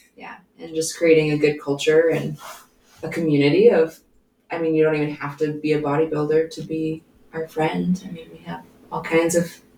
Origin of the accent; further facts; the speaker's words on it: Billings, Montana, United States; I grew up here in Billings, where we live.